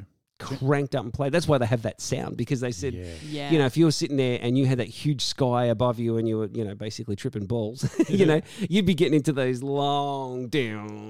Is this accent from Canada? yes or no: no; Australia; this is Australia and we're Australian